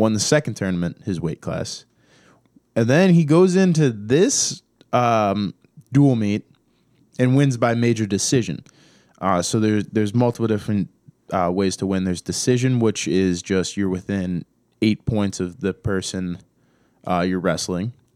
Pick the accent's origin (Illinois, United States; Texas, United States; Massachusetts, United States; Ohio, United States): Ohio, United States; Cleveland; moved away; I'm from Cleveland